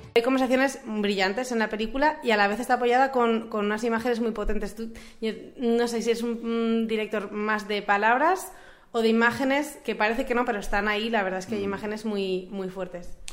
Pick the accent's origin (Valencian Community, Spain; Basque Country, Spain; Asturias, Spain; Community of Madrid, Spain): Valencian Community, Spain; a town next to Moncada, L'Horta Nord; al lado de mi pueblo, en Lortanor